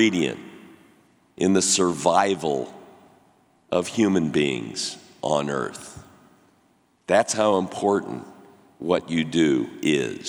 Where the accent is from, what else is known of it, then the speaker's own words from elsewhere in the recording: St. Louis, Missouri, United States; When I was a little kid growing up in St. Louis, Missouri in the 50s